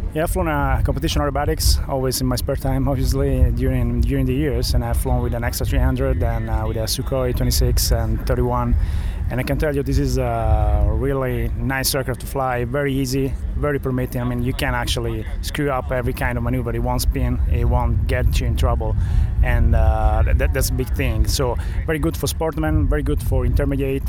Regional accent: Florence, Tuscany, Italy; I come from Italy, from Florence

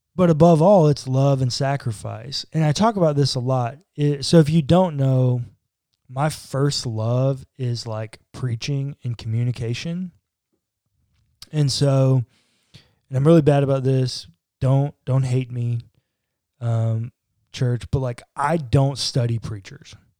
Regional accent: United States

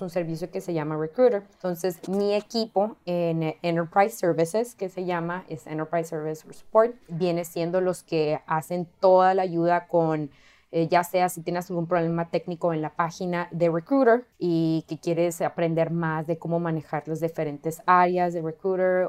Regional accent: Mexico; now in California, United States; soy mexicana

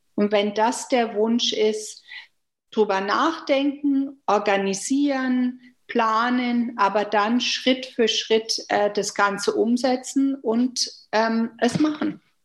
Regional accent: Germany; moved away as an adult; now in Canada; ich sehe mich nicht nur als Deutsche oder als Kanadierin, sondern ich bin eine sogenannte hyphenated Canadian, a German Canadian

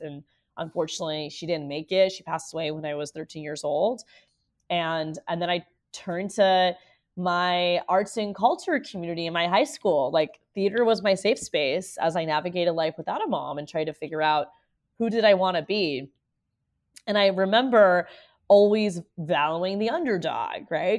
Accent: Orlando, Florida, United States; I'm born and raised in Orlando as the daughter of immigrants.

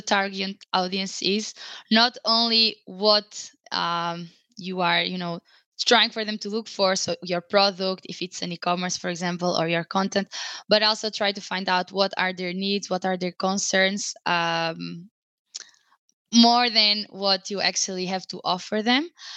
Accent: Portugal; now in Madrid, Spain; I'm in Madrid right now, in Spain. I'm originally from Portugal

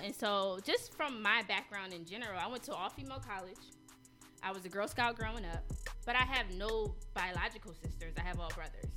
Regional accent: Philadelphia, Pennsylvania, United States; also born or lived in Atlanta, Georgia

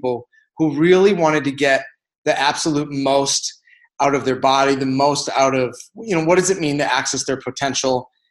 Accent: Chicago, Illinois, United States; moved away as an adult; now in Ahwatukee, United States; I'm from Chicago.

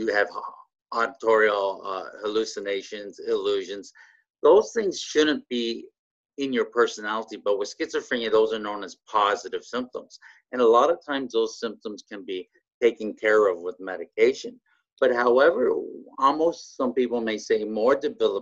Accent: Canada; I'm Canadian. Yeah, born and raised

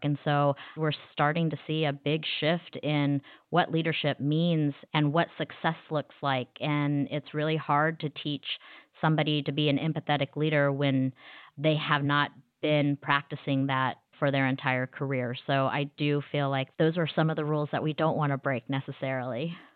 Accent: Wichita, Kansas, United States; moved away as an adult; now in Dallas, United States; I'm originally from Wichita, Kansas, but I've been living in Dallas, Texas for the last twenty-plus years.

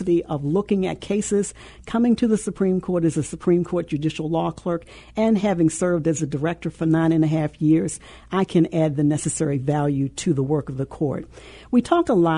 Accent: Maryland, United States; moved away as an adult; now in Illinois, United States; I was born and raised in Maryland

